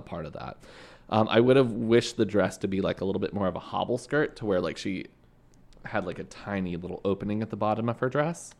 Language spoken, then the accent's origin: English; Canada; moved away; coming from Canada